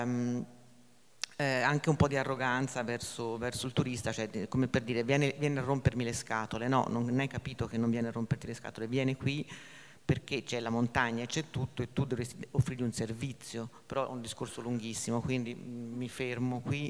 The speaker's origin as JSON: {"language": "Italian", "region": "Tuscany", "country": "Italy", "also_born_or_lived": "Champoluc, Aosta Valley", "moved": "yes", "said": "sono toscana"}